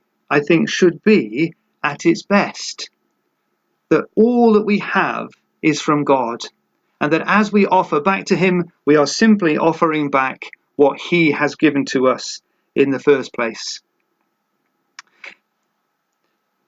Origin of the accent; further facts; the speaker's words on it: United Kingdom; for us as British people